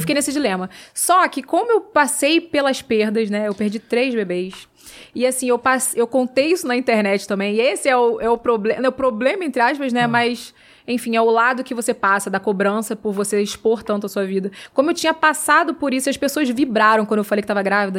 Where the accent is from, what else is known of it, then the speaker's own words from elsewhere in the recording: Rio de Janeiro, Brazil; moved away; eu vim lá da Pavuna